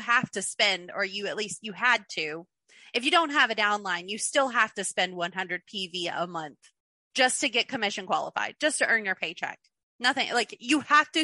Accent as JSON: {"language": "English", "region": "Kentucky", "country": "United States", "also_born_or_lived": "Clearwater, Florida", "moved": "as an adult", "said": "I'm from Kentucky. We're below the poverty line here"}